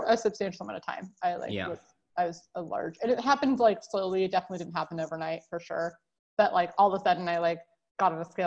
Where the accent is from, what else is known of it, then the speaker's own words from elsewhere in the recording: California, United States; I grew up in California